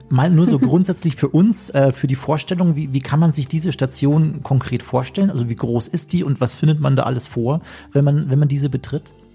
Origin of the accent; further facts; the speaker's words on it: Chiemgau, Bavaria, Germany; in den äh, schönen Chiemgau, in meine Heimat